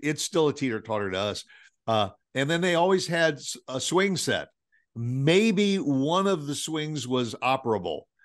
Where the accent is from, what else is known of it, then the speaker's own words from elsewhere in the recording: Midwest, United States; we're from the Midwest